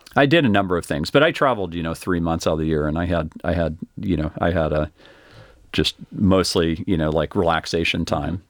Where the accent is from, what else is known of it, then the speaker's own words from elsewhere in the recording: Austin, Texas, United States; I grew up here in Austin